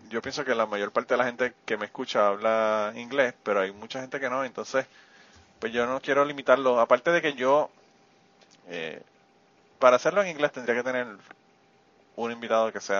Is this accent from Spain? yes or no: yes; Spain; tienes más genética española que nosotros que somos de España y vivimos en España.